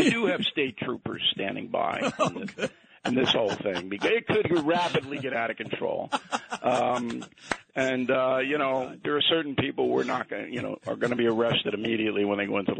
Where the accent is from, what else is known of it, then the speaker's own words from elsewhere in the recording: Levittown, New York, United States; also born or lived in Brooklyn; this is how I was raised in Levittown.